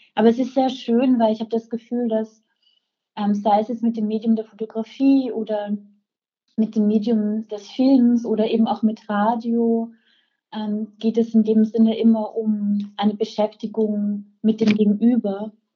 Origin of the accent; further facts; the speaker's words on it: Velden am Wörthersee, Carinthia, Austria; moved away as an adult; also born or lived in Rome / Prague; now in Vienna, Austria; ich bin in Felden geboren, ähm, ähm, bin da aufgewachsen